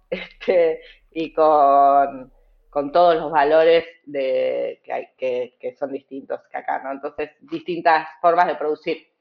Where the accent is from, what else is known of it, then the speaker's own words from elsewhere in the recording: Argentina; nos atraviesa a todos como argentinos y argentinas